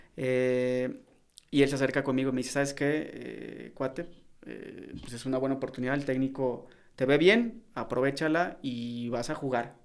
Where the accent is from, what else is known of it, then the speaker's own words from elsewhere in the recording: León, Guanajuato, Mexico; also born or lived in Mexico City; Yo nací en la Ciudad de México, pero desde muy niño, por eso cuando me preguntan de, dónde eres, yo soy de León. O sea, fui registrado en la Ciudad de México, si ven mi acta de nacimiento aparece en la Ciudad de México, pero yo fui formado y, crecí eh, aquí en León.